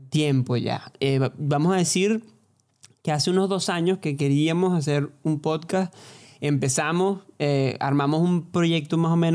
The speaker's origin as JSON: {"language": "Spanish", "town": "Barquisimeto", "region": "Lara", "country": "Venezuela", "said": "yo soy de Barquisimeto, cantante, cantautor, que dicen."}